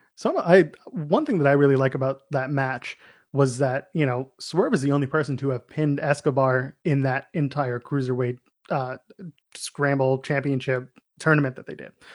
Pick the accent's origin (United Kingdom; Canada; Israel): Canada; we're Canadian